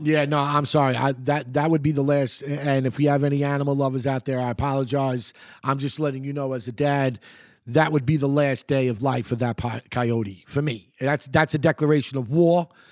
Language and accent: English; United States; I'm American.